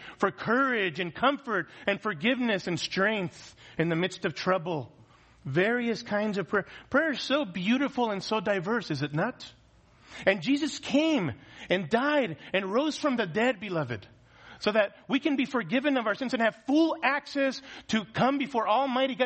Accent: United States; as American Christians

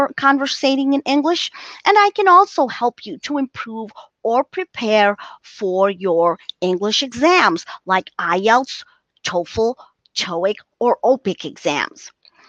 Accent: South Africa; I am from South Africa.

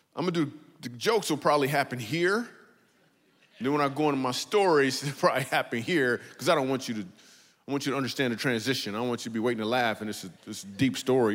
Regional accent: Michigan, United States; We grew up in Michigan

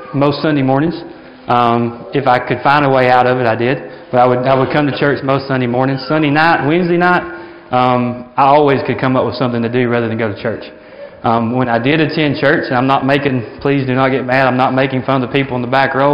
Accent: Alabama, United States; moved away as an adult; now in Africa; I was from Alabama, but I actually lived in Africa

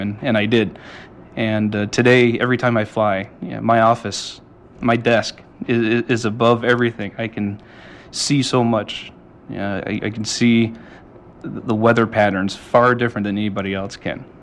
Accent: Brunswick, Maine, United States; now in Trenton, Maine, United States; I grew up down near the Brunswick Naval Air Station

